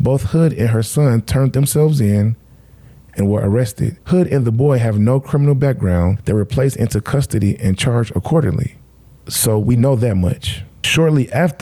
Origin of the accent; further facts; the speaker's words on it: Midwest, United States; I'm from the Midwest